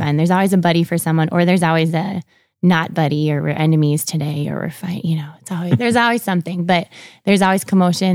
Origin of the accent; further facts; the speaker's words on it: Sartell, Minnesota, United States; moved away as an adult; now in Brandon, United States; I grew up in Sartell, Minnesota. So it's central, right outside of Saint Cloud